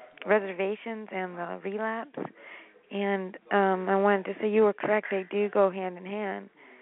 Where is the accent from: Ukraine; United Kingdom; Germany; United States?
United States; Half Moon Bay, California; I'm from Half Moon Bay.